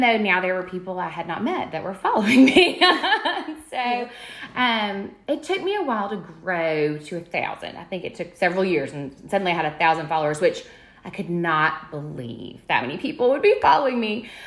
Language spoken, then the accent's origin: English; Birmingham, Alabama, United States; I grew up here in Alabama, uh, here in Birmingham